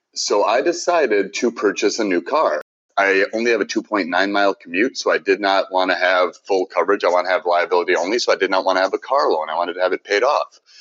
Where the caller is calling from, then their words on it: Minnesota, United States; I'm calling from Minnesota